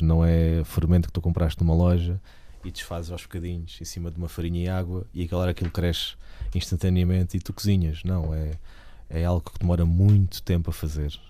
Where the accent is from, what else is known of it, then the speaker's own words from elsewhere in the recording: Portugal; nós ainda temos muitas regiões no país que têm identidade